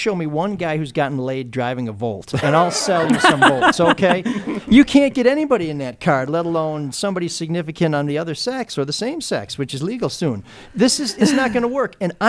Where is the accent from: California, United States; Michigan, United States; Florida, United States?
Michigan, United States; Detroit; I'm from Detroit